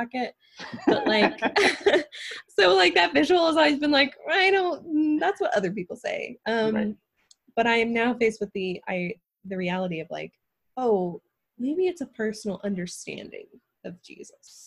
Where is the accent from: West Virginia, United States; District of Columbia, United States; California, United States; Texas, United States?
West Virginia, United States; now in Louisville, United States; I come from West Virginia, the best Virginia